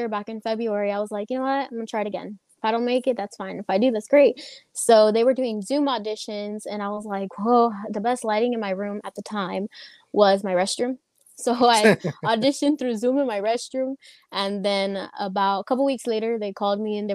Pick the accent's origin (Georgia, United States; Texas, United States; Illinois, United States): Texas, United States; Kingsville; I am from Kingsville, Texas